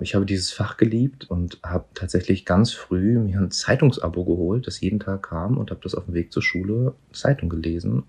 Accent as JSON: {"language": "German", "region": "Berlin", "country": "Germany", "tie": "born or raised there", "said": "ich bin hier in Neukölln geboren und aufgewachsen."}